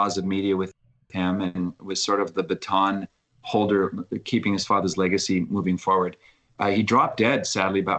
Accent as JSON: {"language": "English", "town": "Halifax", "region": "Nova Scotia", "country": "Canada", "tie": "born or raised there", "said": "my hometown of Halifax."}